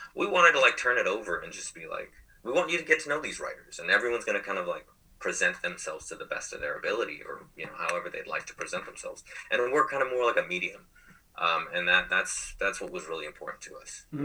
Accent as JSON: {"language": "English", "region": "California", "country": "United States", "said": "we're from California"}